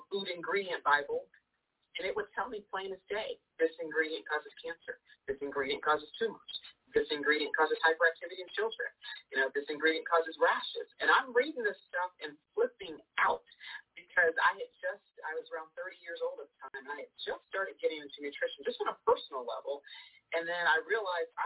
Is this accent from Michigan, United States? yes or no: no; Cincinnati, Ohio, United States; I was born and raised in Cincinnati, Ohio, so I'm a Midwestern girl.